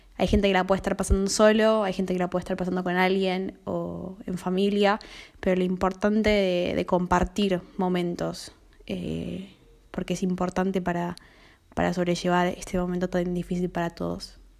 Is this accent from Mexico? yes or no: no; Argentina; soy de Argentina